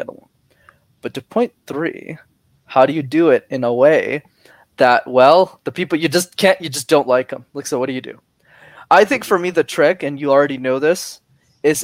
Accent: Canada; I was born in Canada

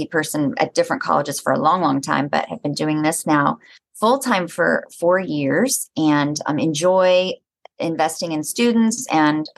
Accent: Oklahoma, United States; I grew up in Oklahoma

